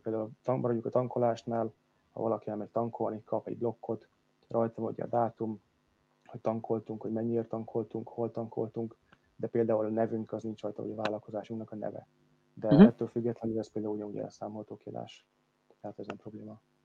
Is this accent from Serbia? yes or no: no; Hungary; moved away as an adult; now in England, United Kingdom